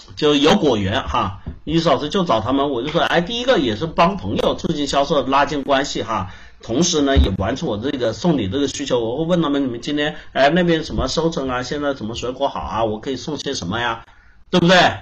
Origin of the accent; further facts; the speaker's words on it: China; 我们中国人